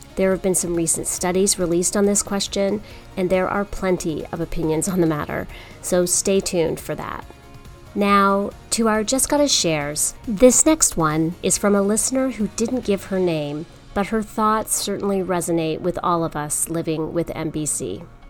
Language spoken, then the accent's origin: English; Canada; also born or lived in United States; I'm Canadian. That's another thing that's pretty important. I'm Canadian and American, and uh, all my family's in Canada